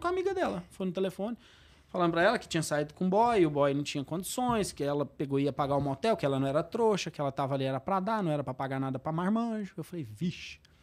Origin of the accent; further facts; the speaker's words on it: Goiás, Brazil; Eu sou de Goiás